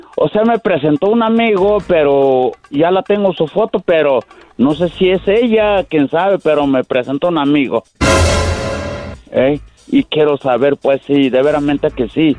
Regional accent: Tabasco, Mexico; yo soy de Tabasco

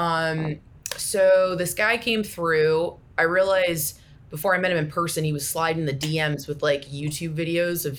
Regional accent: Florida, United States; moved away as an adult; now in Atlanta, United States; I grew up in Florida

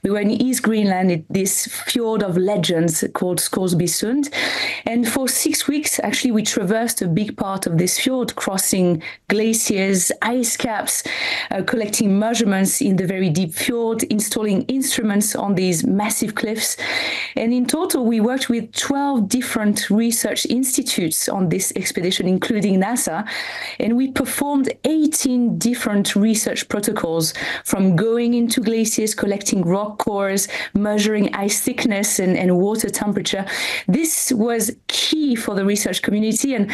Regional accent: French Alps, France; I come from the French Alps

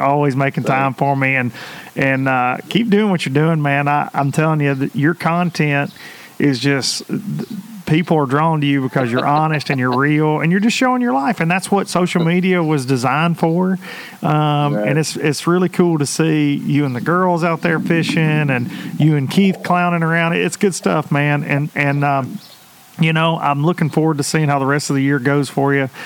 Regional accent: United States; growing up on the Tennessee River, I, I am a deep fisherman

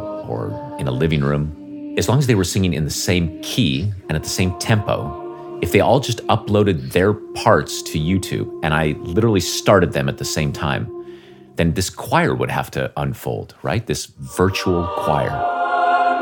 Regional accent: Northern Nevada, United States; also born or lived in Las Vegas, Nevada; I grew up in Northern Nevada, and I really had no musical training.

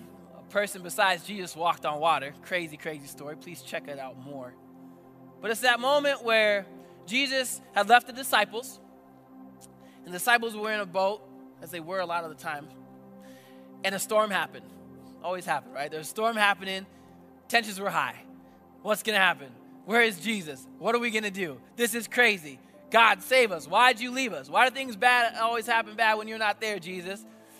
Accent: Papua New Guinea; now in United States; I grew up in a different country. I grew up in New Guinea for 14 years of my life. And I'll be honest, I love that I'm here. I love America.

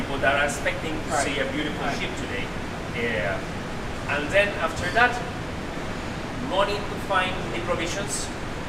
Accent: Panama; moved away as an adult; also born or lived in Florida; I'm from Panama, and the Panama Canal, you always see the ships crossing

